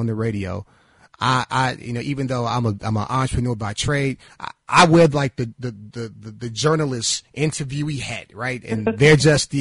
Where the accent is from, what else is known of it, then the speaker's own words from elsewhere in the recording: Chicago, Illinois, United States; I'm from the South Shore area. That's where I grew up and grew up from